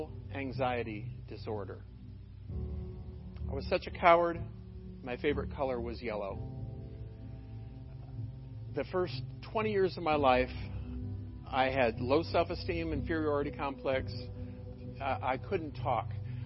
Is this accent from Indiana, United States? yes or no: yes; Michigan City, Indiana, United States; I grew up in Michigan City, up in LaPorte County.